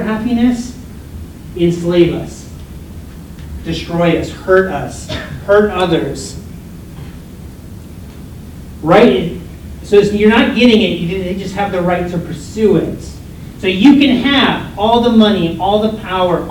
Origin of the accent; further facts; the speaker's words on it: United States; moved away; I'm from the United States